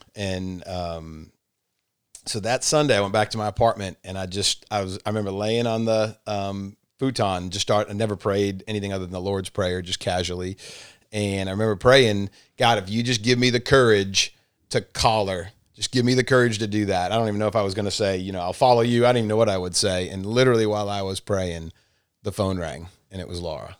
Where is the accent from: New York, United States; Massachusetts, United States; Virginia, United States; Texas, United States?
Massachusetts, United States; moved away as an adult; now in Rome, United States; so I grew up in Massachusetts and moved to Rome in nineteen ninety-four